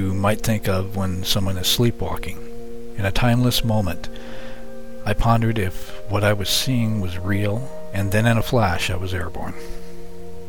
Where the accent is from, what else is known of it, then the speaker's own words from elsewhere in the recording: Yucca Valley, California, United States; my hometown of Yucca Valley, California, where I grew up